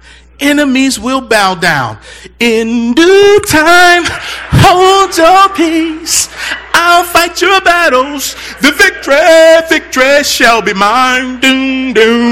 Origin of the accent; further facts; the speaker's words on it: Baltimore, Maryland, United States; I'm from Baltimore